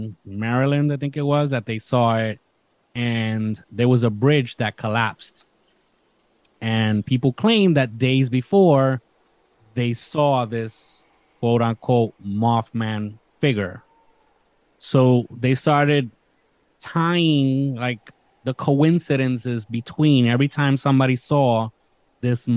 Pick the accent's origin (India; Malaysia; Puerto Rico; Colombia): Puerto Rico; Isabela; moved away; my hometown of Isabela